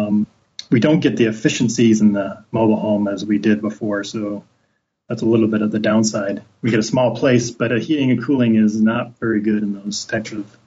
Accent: Midwest, United States; now in Portland, United States; growing up in the Midwest

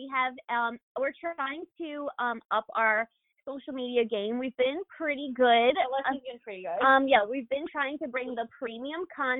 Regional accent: East Coast, United States; Because … and I are cousins, we are from the East Coast

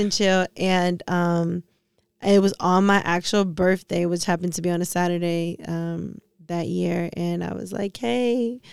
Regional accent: Detroit, Michigan, United States; also born or lived in New York; I lived in New York, I'm not from New York, I'm from Detroit.

